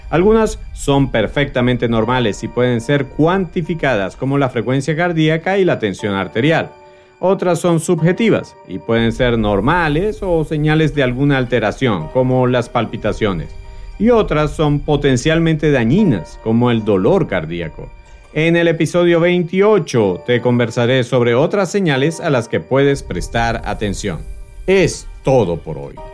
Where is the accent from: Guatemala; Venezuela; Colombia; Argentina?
Venezuela; born there; quiero saludar a ti, que me escuchas fiel y consecuentemente desde Caracas, Venezuela. Por supuesto, en mi país natal y donde nació el concepto de superviviente, tenemos a un alto porcentaje de oyentes, a pesar de todas las dificultades que atraviesa mi amado país.